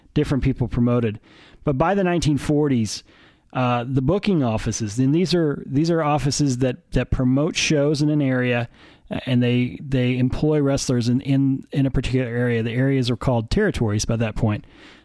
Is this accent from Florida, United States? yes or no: no; near Wichita Falls, Texas, United States; growing up near Wichita Falls.